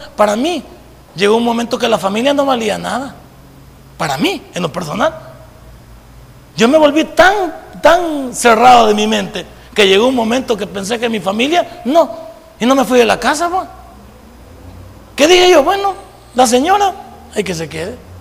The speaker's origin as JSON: {"language": "Spanish", "country": "El Salvador", "said": "esa palabra que tenemos en el folclore salvadoreño"}